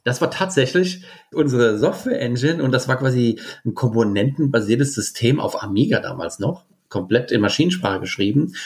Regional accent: Bingen am Rhein, Rhineland-Palatinate, Germany; ich komme aus Bingen und bin auch in Bingen auf die Schule gegangen

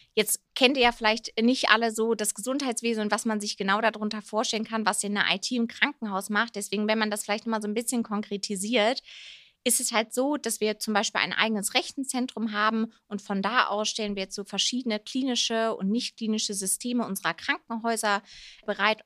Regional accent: Rhineland, Germany; now in Munich, Germany; eigentlich eine gebürtige Rheinländerin, aber ja, lebe jetzt wieder seit zweieinhalb Jahren in Bayern, hier in München

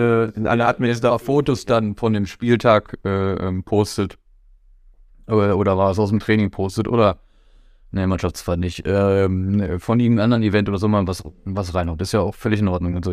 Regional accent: Herford, North Rhine-Westphalia, Germany; ich komme aus Herford, da haben wir VfL und TG. Ich habe in der Jugend bei VfL gespielt

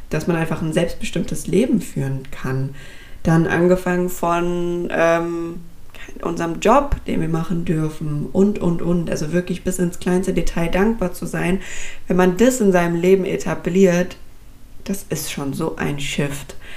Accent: Frankfurt, Hesse, Germany; Ich komme jetzt aus Frankfurt, das heißt bei uns ähm, ist das jetzt beispielsweise um die alte Oper rum

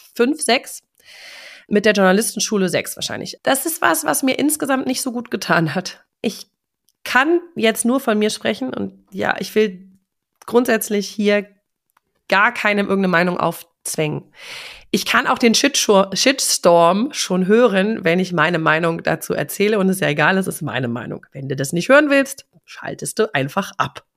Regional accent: Germany; als Europäer oder als Deutsche

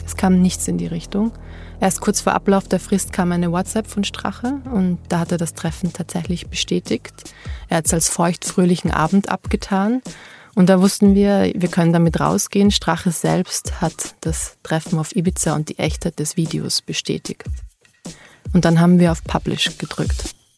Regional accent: Austria; bei Österreich, bei meiner Heimat

